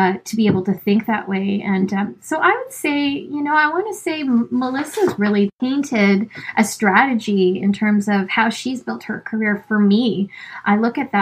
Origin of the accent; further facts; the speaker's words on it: Canada; I'm Filipina and I'm from Canada